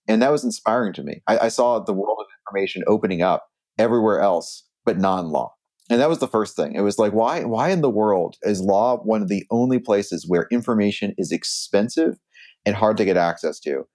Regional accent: Silicon Valley, California, United States; I grew up in Silicon Valley, and I, my dad actually started a internet startup in our garage in ninety-two

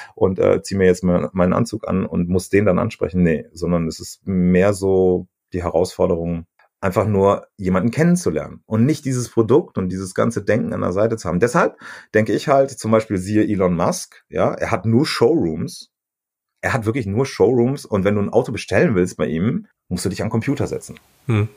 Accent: Germany; bei uns in Deutschland

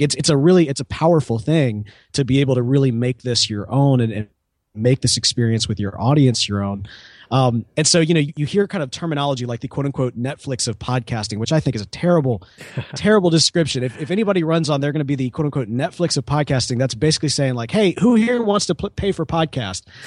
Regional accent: Mississippi, United States; I'm also from Mississippi

